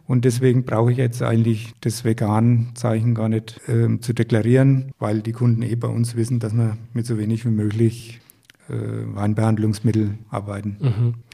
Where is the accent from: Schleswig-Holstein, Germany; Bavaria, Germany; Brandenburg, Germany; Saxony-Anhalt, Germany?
Bavaria, Germany; Sulzfeld am Main; bei uns in Sulzfeld